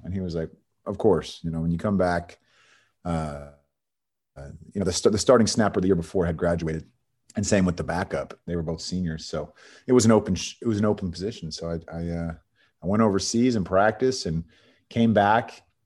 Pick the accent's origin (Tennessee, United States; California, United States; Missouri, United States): California, United States; Bay Area; moved away as an adult; also born or lived in San Diego / Los Angeles / Texas; from the Bay Area in California, grew up there